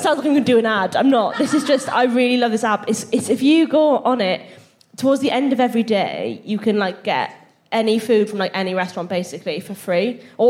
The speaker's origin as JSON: {"language": "English", "area": "Welsh", "region": "Wales", "country": "United Kingdom", "said": "how proud I was of being Welsh."}